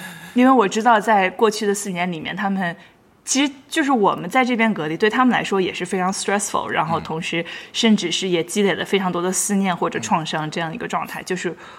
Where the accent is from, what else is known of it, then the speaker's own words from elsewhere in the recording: Shanxi, China; accent: northern; now in New York, United States; 我是一个北方人，大家可以从我的口音里面非常明显地听出来，我是一个不能在北方的北方人。我出生在山西，然后我从小就在山西长大，然后大部分的人生中的朋友也都是北方人